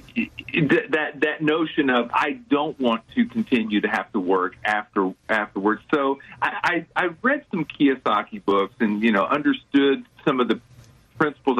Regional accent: Houston, Texas, United States; I grew up in the Houston area, so I've been here uh, over 50 years

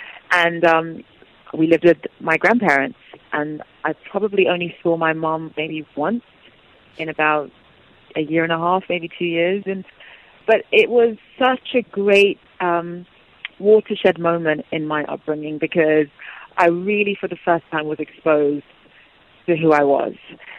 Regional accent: Nigeria; And obviously, being Igbo, being Nigerian, she didn't want us to just be raised in the Western world and not know who we were.

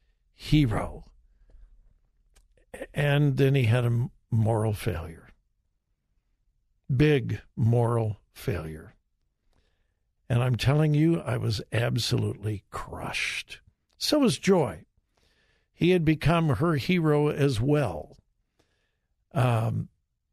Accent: Southern California, United States; moved away as an adult; also born or lived in Florida / Wichita, Kansas; I grew up in Southern California

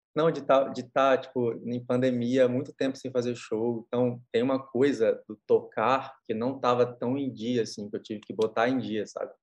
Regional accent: Espírito Santo, Brazil; eu, como capixaba, sou

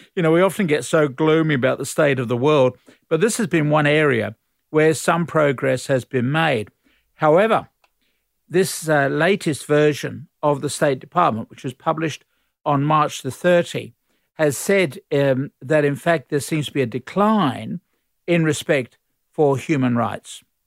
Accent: Australia

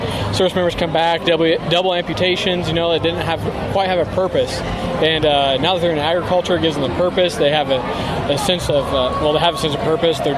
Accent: Illinois, United States; I'm from Illinois.

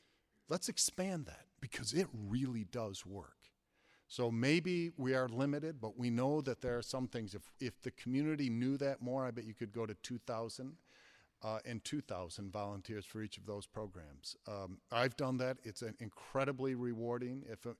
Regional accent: Flint, Michigan, United States; Growing up in the Flint public school system, we got a tremendous education.

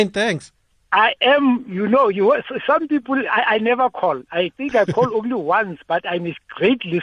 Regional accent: Mahole, Free State, South Africa; I am from the Free State in Mahole

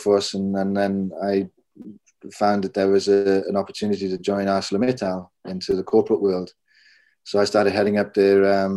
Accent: Maerdy, Wales, United Kingdom; moved away; also born or lived in Switzerland; I was born in the Welsh coalfields and southwest coalfields in Mardi, which is at the top of the Rhondda Vach.

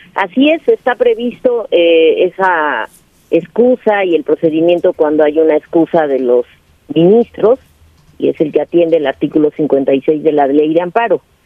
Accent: Mexico; nosotros como mexicanas y mexicanos

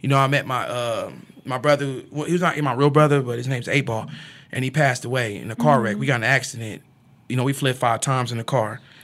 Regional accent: Topeka, Kansas, United States; growing in Topeka for me was hard. I mean, because I grew up from the central Topeka, you know, right there on 13th and Tyler

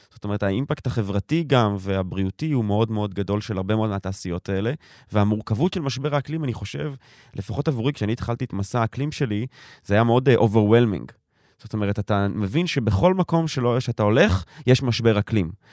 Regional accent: Tel Aviv, Tel Aviv District, Israel; ואני תל אביבי, דור שלישי

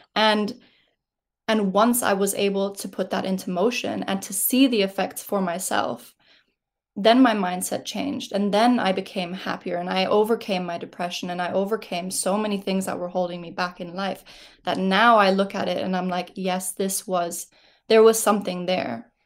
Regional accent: Switzerland; moved away; I am from Switzerland originally

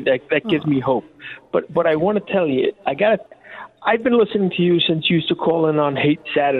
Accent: New York City, New York, United States; now in Schaumburg, United States; I grew up in Brooklyn in the 1960s.

